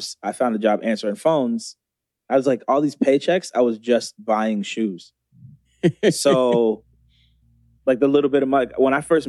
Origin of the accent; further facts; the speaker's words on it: Beaverton area, near Portland, Oregon, United States; I grew up on Main Street